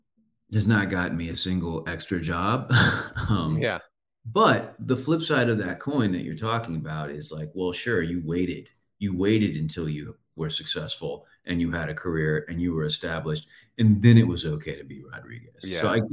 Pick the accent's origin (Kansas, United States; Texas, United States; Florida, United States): Texas, United States; San Antonio; It was interesting because we were the only ones in San Antonio. Everyone else was in Dallas.